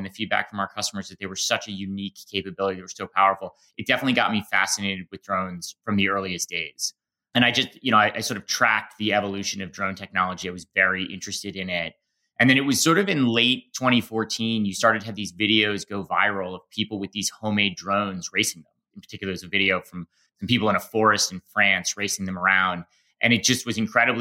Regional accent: Boston, Massachusetts, United States; I grew up in Boston

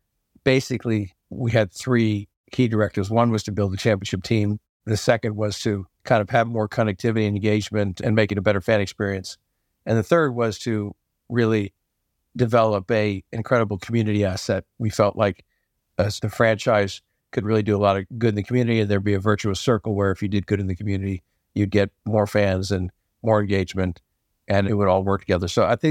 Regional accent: Boston, Massachusetts, United States; also born or lived in New Jersey; I grew up in Boston and New Jersey and then back to Boston.

